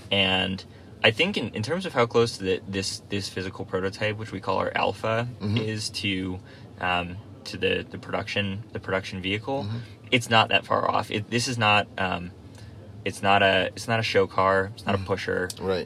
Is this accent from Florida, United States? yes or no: no; Nantucket, Massachusetts, United States; I grew up on Nantucket Island